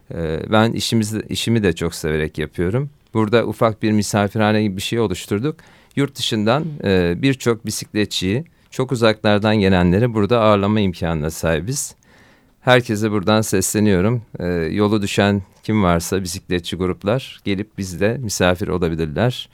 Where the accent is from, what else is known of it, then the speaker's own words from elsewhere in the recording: Bandırma, Balıkesir, Turkey; ben 1972 Bandırma doğumluyum